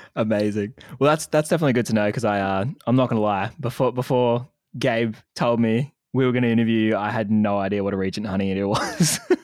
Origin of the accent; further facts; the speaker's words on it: Wollongong, New South Wales, Australia; I'm actually from Wollongong